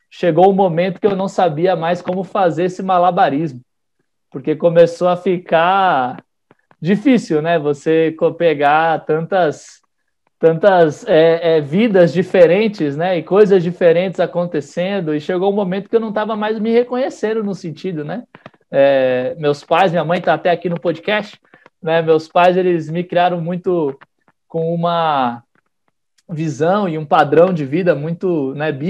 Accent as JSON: {"language": "Portuguese", "region": "São Paulo", "country": "Brazil", "tie": "born there", "also_born_or_lived": "Salvador", "lives_now": "Brasília, Brazil", "said": "eu nasci em São Paulo, fui morei um, sete anos em Salvador e agora eu moro aqui em Brasília."}